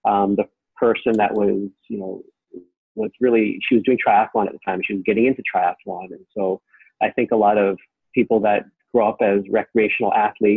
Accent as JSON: {"language": "English", "town": "Richmond", "region": "British Columbia", "country": "Canada", "tie": "born or raised there", "also_born_or_lived": "Vancouver", "said": "born and raised in Richmond. I was born in Richmond Hospital."}